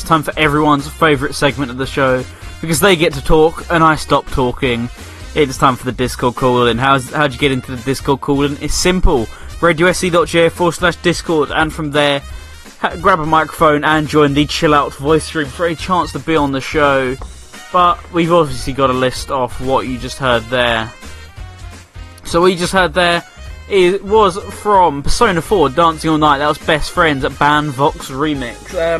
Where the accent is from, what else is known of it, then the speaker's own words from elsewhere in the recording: Hull, Yorkshire and the Humber, United Kingdom; I'm 23 years old. I'm from Hull, and this is my strange addiction.